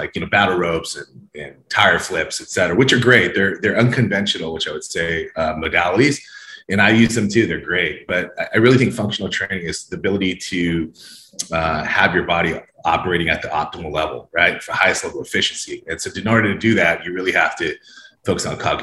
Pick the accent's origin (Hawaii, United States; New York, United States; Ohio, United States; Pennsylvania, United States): Hawaii, United States; now in Orange County, California, United States; I spent a lot of time growing up in Hawaii, and a lot of my friends and family are still there.